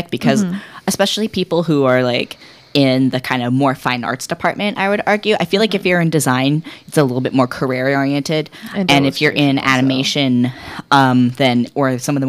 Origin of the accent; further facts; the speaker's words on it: British Columbia, Canada; I grew up in British Columbia